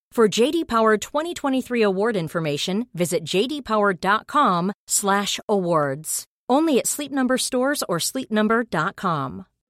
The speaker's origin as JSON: {"language": "English", "town": "Nashville", "region": "Tennessee", "country": "United States", "tie": "born or raised there", "said": "my hometown, my backyard"}